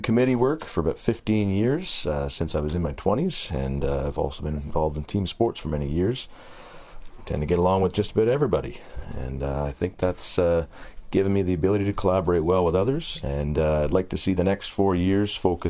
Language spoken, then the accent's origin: English; Carleton Place, Ontario, Canada; I'm running for deputy mayor. I grew up in Carlton Place in Beckwith.